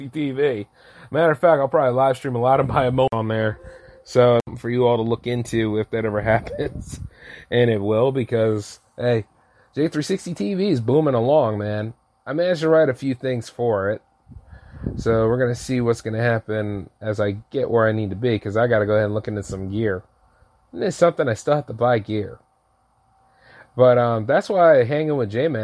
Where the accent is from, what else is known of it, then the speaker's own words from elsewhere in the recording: United States; I'm an American and I own a business